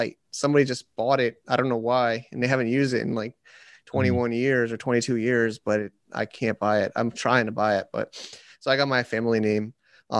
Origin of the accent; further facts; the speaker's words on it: Connecticut, United States; I grew up in Connecticut